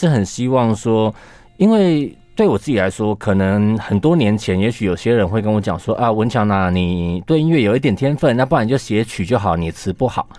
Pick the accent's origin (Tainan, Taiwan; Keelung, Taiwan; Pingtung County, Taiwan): Keelung, Taiwan; now in Taipei, Taiwan; 一样是基隆人的…